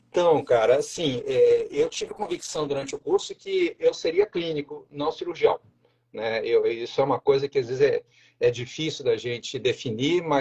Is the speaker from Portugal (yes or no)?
no; Juiz de Fora, Minas Gerais, Brazil; also born or lived in Rio de Janeiro; now in Joinville, Brazil; eu sou mineiro, né? Sou de Juiz de Fora. Aí fiz a minha faculdade na Federal de Juiz de Fora, depois fui para o Rio de Janeiro, morei cinco anos lá